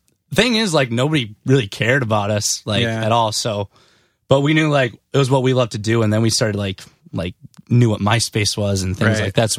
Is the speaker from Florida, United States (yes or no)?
no; Benson, Minnesota, United States; Yeah, born and raised in Benson, Minnesota, which is like 3,000 people.